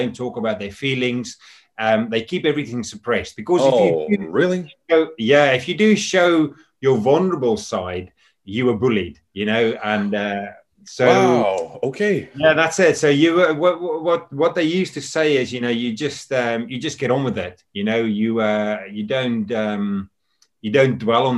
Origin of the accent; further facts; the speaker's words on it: South Africa; also born or lived in United Kingdom; now in Scotland, United Kingdom; I was born in South Africa, and I came over to the UK back in 1997.